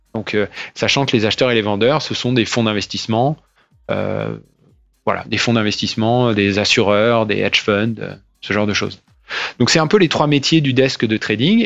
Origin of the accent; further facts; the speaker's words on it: Nantes, Pays de la Loire, France; moved away as an adult; also born or lived in Rennes / Paris / London / New York; je viens de Nantes, j'ai fait mes études euh, là-bas euh, et à Rennes. J'ai fait une prépa après le bac, j'ai fait un bac S, une prépa à Nantes